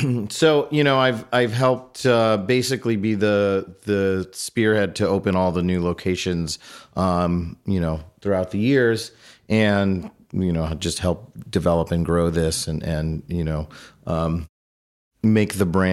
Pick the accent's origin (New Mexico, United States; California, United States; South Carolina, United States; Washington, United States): California, United States; moved away as an adult; now in New York, United States; I'm from California originally.